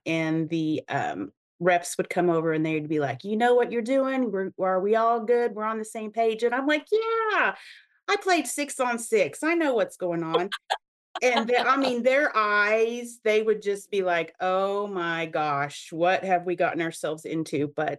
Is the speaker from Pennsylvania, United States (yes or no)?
no; Oklahoma, United States; So I grew up in Oklahoma too, and I was one of the last few classes that actually played 6-on-6.